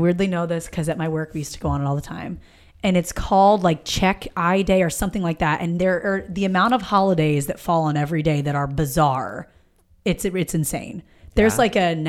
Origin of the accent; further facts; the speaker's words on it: East Coast, United States; moved away; I'm from the East Coast and we have a station called B101